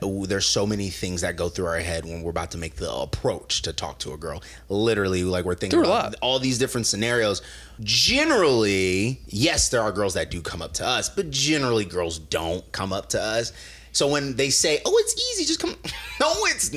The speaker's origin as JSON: {"language": "English", "region": "Nebraska", "country": "United States", "moved": "yes", "said": "I'm from Nebraska"}